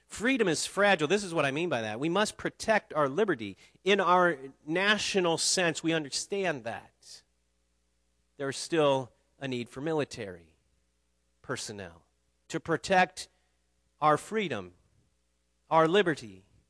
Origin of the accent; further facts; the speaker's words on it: United States; I'm an American.